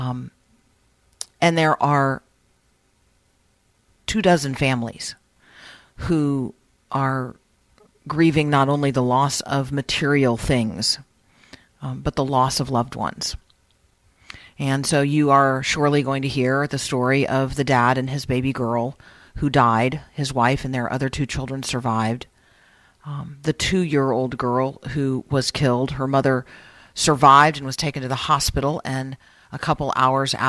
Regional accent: Nashville, Tennessee, United States; my hometown of Nashville

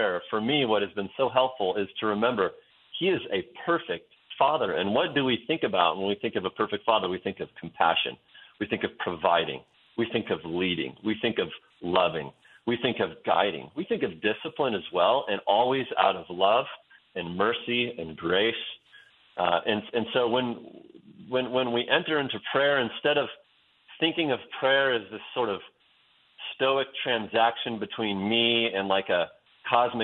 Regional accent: Western Oregon, United States; born or raised there; moved away as an adult; also born or lived in Wyoming

